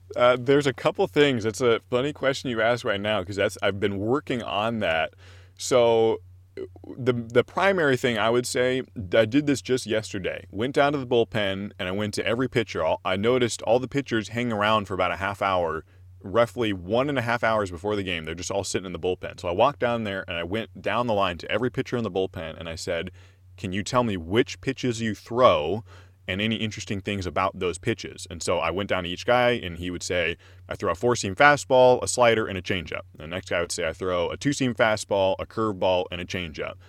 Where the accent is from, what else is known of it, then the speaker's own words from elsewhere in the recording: Corvallis, Oregon, United States; I'm from Corvallis, and so I knew about Oregon State